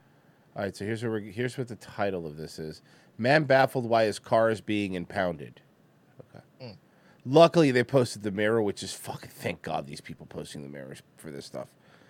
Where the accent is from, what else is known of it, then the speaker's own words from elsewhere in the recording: Chicago, Illinois, United States; I'm from Chicago.